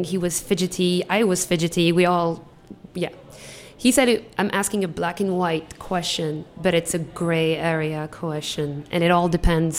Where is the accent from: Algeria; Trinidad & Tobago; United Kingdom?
Algeria; now in Washington, D.C., United States; from Algeria.